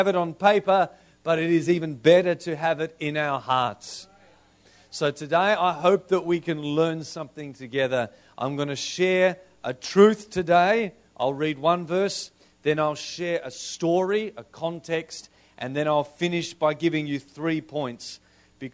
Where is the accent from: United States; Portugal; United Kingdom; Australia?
Australia